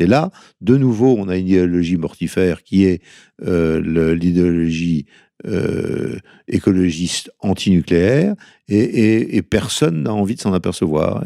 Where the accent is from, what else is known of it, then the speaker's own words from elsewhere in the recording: northern Brittany, France; En tant que breton du Nord